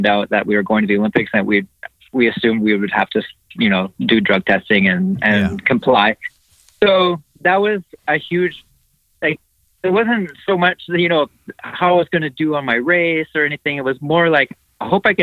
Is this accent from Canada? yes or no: yes; Canada; as a Canadian athlete